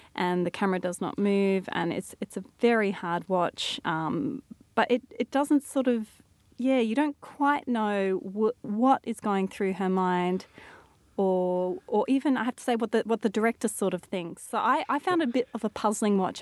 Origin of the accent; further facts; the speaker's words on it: Adelaide, South Australia, Australia; Adelaide, my hometown.